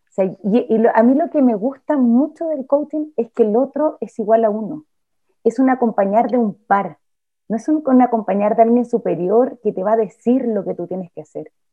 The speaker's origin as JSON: {"language": "Spanish", "country": "Chile", "tie": "born or raised there", "said": "nací en Chile, en una familia determinada"}